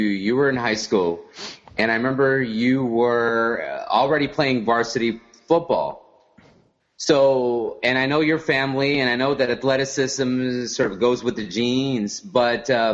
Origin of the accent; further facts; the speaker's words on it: Houston, Texas, United States; growing up in Houston